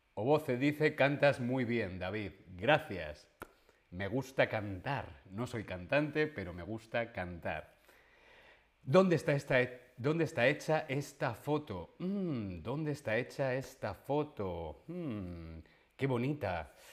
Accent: Alcalá de Henares, Community of Madrid, Spain; mi ciudad, donde yo nací, es Alcalá de Henares. Es una ciudad que está en Madrid.

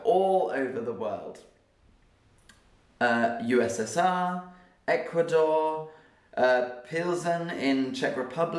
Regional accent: Oxford, South East England, United Kingdom; also born or lived in London; For me, I was born in London, but I spent my childhood in Oxford.

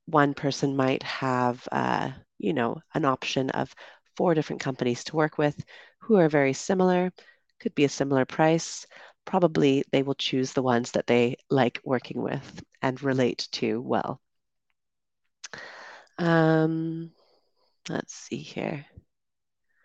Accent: Canada; moved away; also born or lived in United Kingdom; I'm originally from Canada

